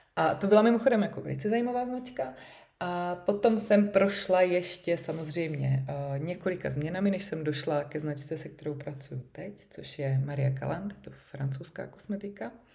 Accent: Uherské Hradiště, Zlín Region, Czechia; jsem z Uherského hradiště

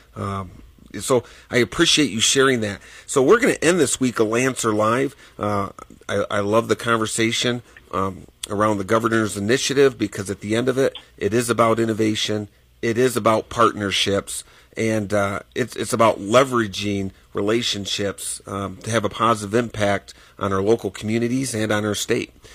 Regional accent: Michigan, United States; now in Wyoming, United States; as a farm boy, uh, growing up in Michigan

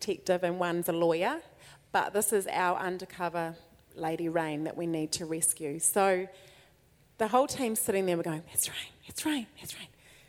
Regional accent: New Zealand; we're from New Zealand

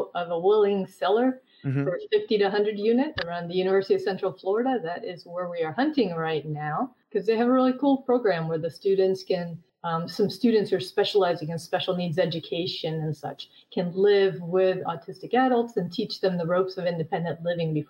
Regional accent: Sweden; moved away; I'm originally from Sweden.

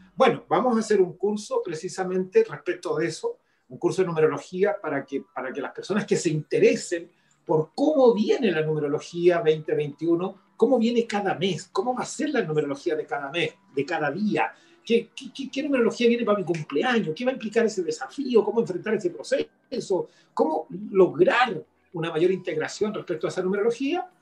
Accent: Chile; nosotros somos chilenos

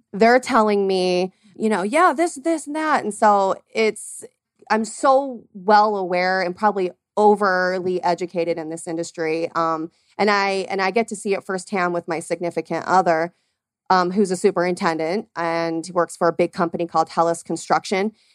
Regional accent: Arizona, United States; born and raised here in Arizona

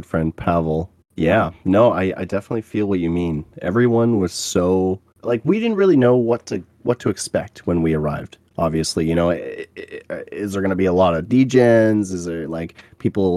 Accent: Canada; I was from Canada

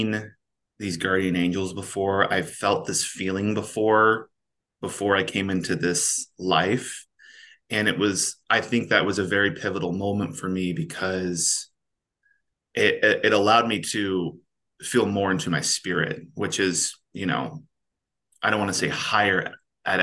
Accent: Kansas, United States; also born or lived in Southern California; now in Kansas City, United States; We moved to Kansas when I was probably six. Super small town, like 800 people and like 30 cows

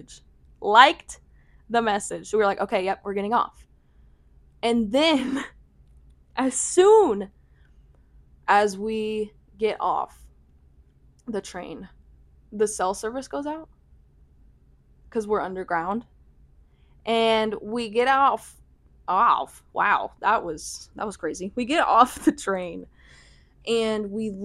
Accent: United States; we're American

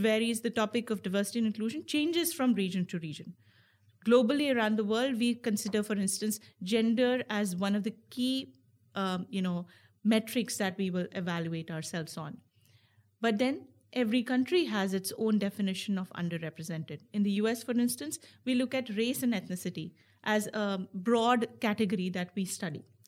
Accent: India; moved away; also born or lived in United States; I was born in, and raised in India, and now I'm, I'm an American citizen

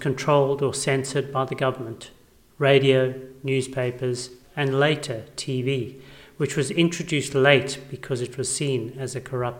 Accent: South Africa; I went to schools where only English-speaking white children were allowed

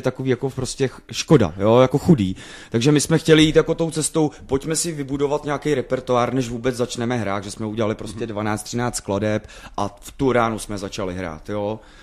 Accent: Plzeň, Plzeň Region, Czechia; pro nás doma v Plzni

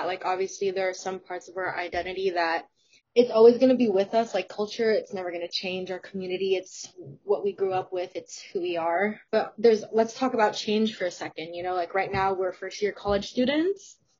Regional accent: United States; my culture, I'm Filipino, and I think I was almost like treated differently because I wasn't born there. I was born in the States. And I think that was a little difficult because I wasn't really necessarily taught the language and I had to learn it myself.

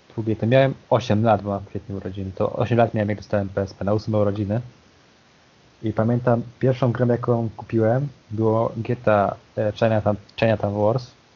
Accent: Poznań, Greater Poland, Poland; Pochodzę z Poznania

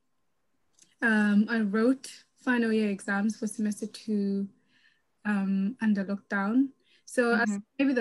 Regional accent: Zimbabwe; also born or lived in Loughborough, East Midlands; now in London, United Kingdom; Originally born and raised in Zimbabwe. I live in London, East London to be specific

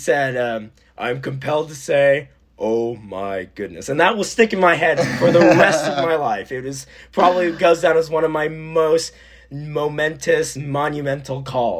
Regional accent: West Coast, United States; I grew up on the West Coast, so I never had winters.

